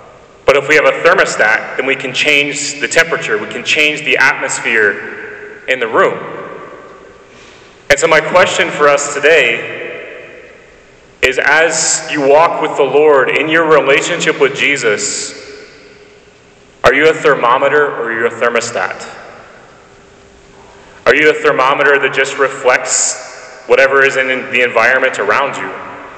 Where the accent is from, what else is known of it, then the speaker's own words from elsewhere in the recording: Nashville, Tennessee, United States; So when I was a kid growing up in Nashville, and as you notice, I don't have a southern accent. That's one of the first things people point out to me about the fact that I'm from the south, but I don't like southern accent.